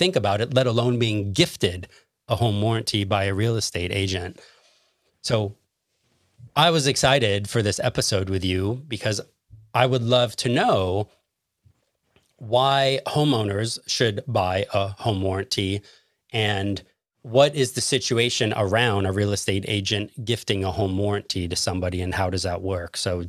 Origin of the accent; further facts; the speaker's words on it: Los Angeles, California, United States; now in Chicago, United States; when I'm from Los Angeles, California, I currently live in Chicago.